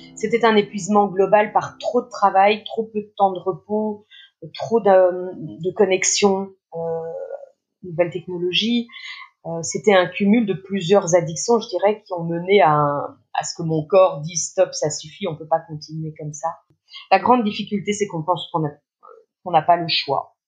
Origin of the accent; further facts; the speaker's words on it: Belgium; en Belgique puisque je suis belge